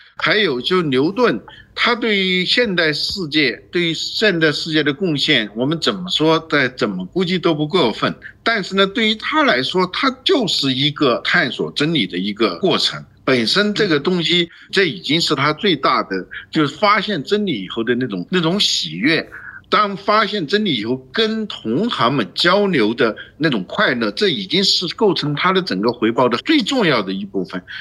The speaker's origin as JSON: {"language": "Chinese", "country": "China", "said": "我们中国人"}